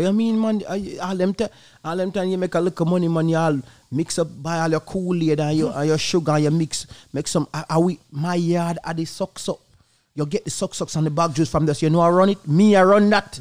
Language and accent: English; Jamaica; Growing up in Jamaica